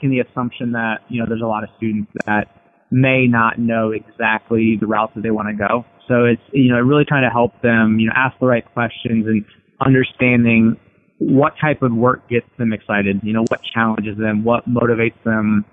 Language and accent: English; Iowa, United States; moved away; I was from Iowa